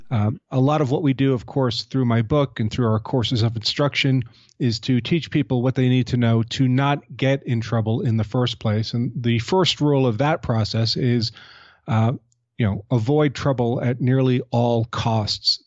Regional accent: United States; I'm an American gun owner

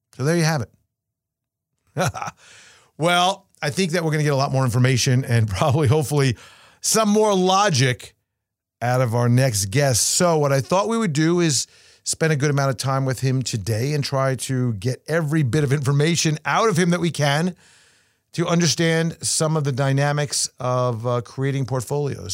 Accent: Binghamton, New York, United States; SUNY Binghamton, New York, my hometown

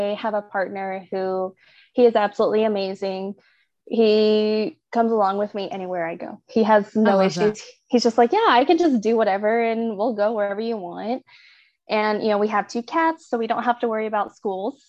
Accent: Oklahoma, United States; moved away as an adult; I'm from Oklahoma

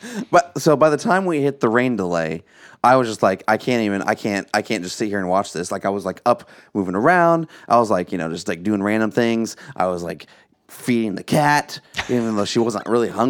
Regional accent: Illinois, United States; from Midwest. We're from Illinois. There's a lot of connections there.

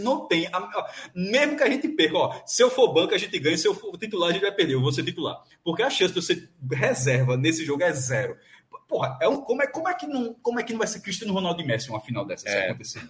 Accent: Brazil; como brasileiro, como brasileiro

